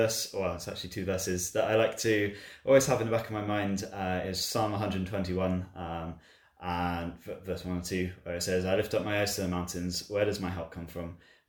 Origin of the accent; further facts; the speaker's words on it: Chippenham, South West England, United Kingdom; I am from a town called Chippenham in Wiltshire